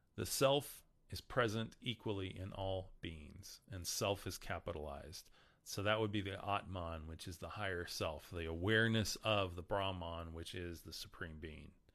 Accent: Amarillo, Texas, United States; I'm from Amarillo.

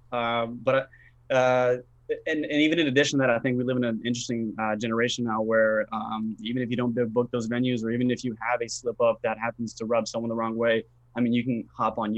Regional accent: Bosnia & Herzegovina; now in United States; I'm originally from a, a country called Bosnia, if you're familiar with it. Uh, so we kind of moved. We moved from Bosnia into uh, Florida

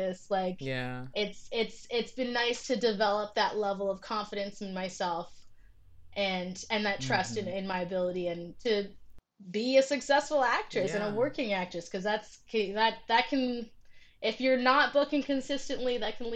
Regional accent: Vancouver, British Columbia, Canada; I grew up in Vancouver where there's not a ton of black people

